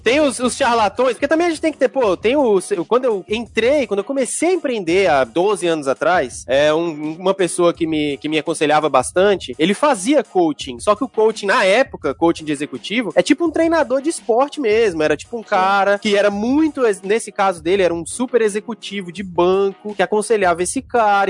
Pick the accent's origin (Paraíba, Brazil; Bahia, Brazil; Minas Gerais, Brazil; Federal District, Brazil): Federal District, Brazil; Brasília; cresci em Brasília